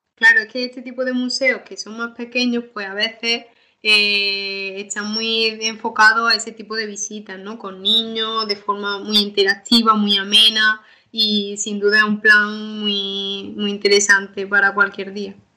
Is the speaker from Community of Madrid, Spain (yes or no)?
no; Málaga, Andalusia, Spain; nuestra ciudad